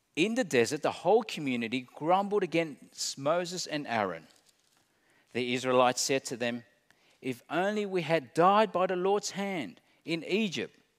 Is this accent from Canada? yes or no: no; Australia